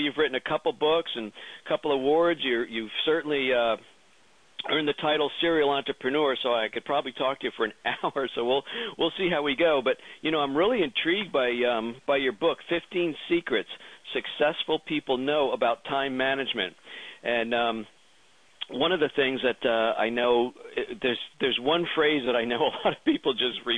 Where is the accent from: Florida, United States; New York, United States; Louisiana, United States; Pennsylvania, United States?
Pennsylvania, United States; PA, my home state